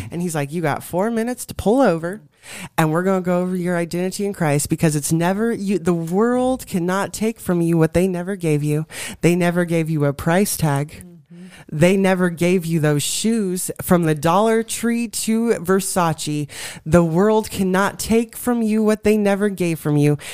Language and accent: English; Colorado, United States; I was born and raised in Colorado